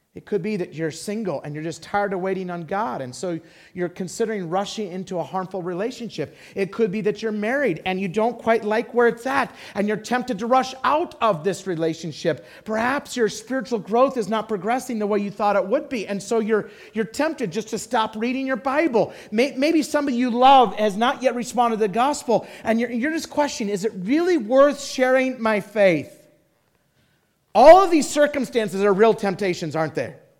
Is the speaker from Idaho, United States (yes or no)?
yes; Idaho, United States; moved away; I loved growing up in Idaho